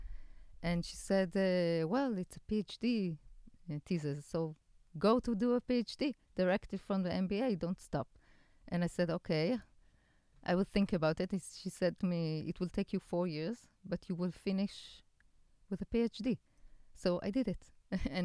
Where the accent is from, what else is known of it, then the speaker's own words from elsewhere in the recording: Haifa, Haifa District, Israel; Haifa, my hometown